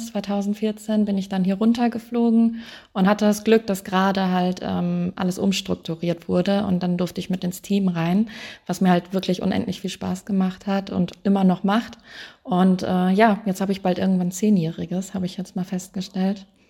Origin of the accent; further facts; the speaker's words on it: Wuppertal, North Rhine-Westphalia, Germany; Ich komme aus Wuppertal, oben okay. aus dem NRW